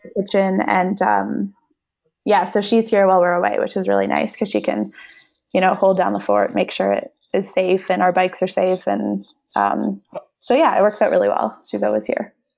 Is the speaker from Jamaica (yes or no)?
no; Canada; I'm Canadian and need to be home for half the year